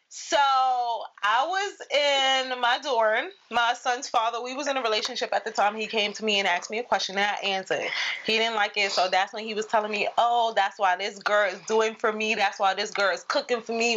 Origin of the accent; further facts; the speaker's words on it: New York, United States; I'm from New York